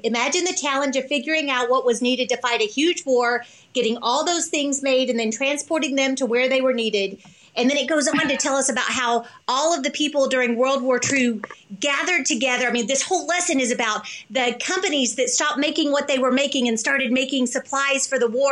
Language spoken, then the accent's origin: English; the South, United States; I'm from the South